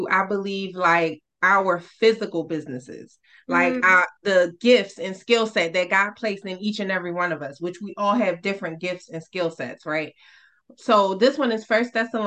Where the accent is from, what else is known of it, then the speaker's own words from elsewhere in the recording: New York City, New York, United States; I grew up in Brooklyn in the projects